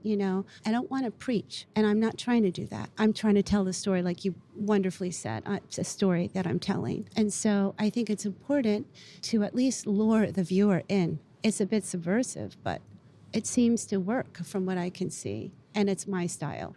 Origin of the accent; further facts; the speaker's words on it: Beirut, Beirut Governorate, Lebanon; moved away; I was born in Beirut